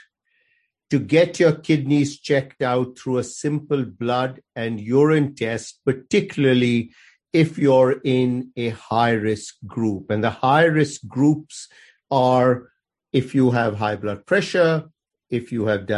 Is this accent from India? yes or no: yes; India; moved away as an adult; also born or lived in Aberdeen, Scotland; now in Chapel Hill, United States; I grew up in India and went to medical school in India.